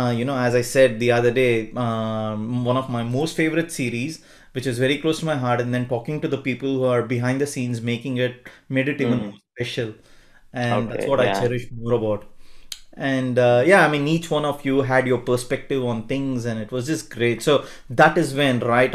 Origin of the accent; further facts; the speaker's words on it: Bangalore, Karnataka, India; I'm from Bangalore too